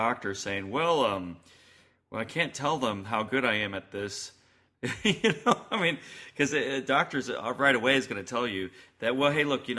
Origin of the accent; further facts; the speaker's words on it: the North, United States; I'm from the North